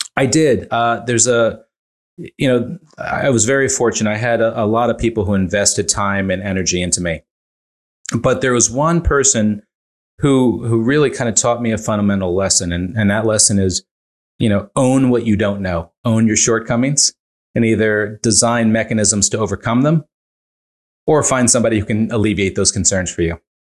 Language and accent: English; Northeast, United States; now in Montclair, New Jersey, United States; I grew up fairly poor in the Northeast